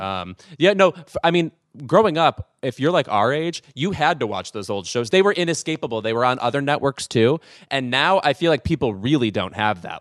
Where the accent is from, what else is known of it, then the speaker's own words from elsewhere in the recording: Illinois, United States; moved away; growing up in the Midwest